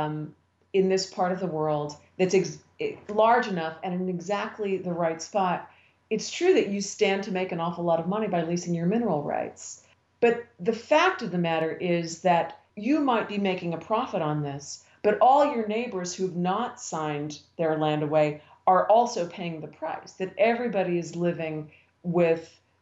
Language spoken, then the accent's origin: English; Western Pennsylvania, United States; I grew up in Western Pennsylvania during the coal mining years. I grew up in a little mining town.